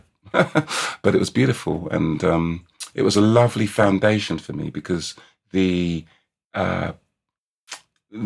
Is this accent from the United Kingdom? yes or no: yes; London, United Kingdom; I was born in St. Mary's Hospital, West London, on the 4th of July